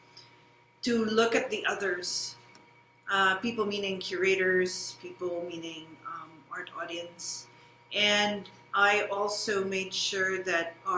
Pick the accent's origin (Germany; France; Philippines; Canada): Philippines; being Filipina